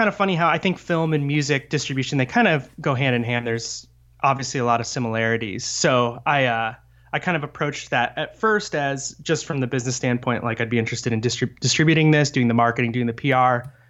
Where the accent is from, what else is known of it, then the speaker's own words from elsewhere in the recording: Midwest, United States; I think a lot of my education growing up in the Midwest taught me that, you know, Dr. King and the civil rights movement had cured America of racism.